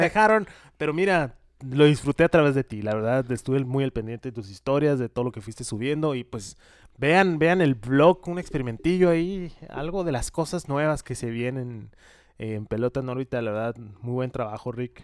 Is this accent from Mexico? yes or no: yes; Mexico; Nosotros como mexicanos